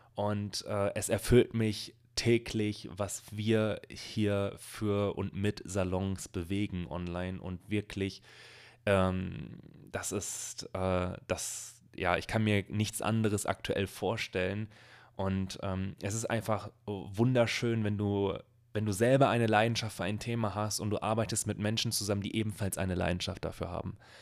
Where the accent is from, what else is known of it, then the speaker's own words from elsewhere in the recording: Bielefeld, North Rhine-Westphalia, Germany; ich komme hier aus Bielefeld, aus einer Stadt, die es angeblich nicht gibt.